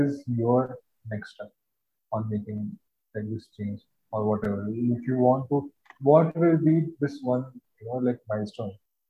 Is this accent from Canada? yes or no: no; India